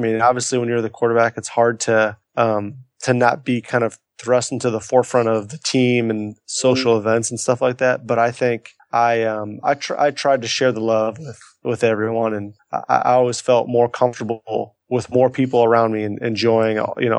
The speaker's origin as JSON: {"language": "English", "town": "Chicago", "region": "Illinois", "country": "United States", "tie": "born or raised there", "said": "So I'm from Chicago. Born and raised in Chicago, and ended up actually going to college up in Northwestern, just, you know, a few miles north of the city."}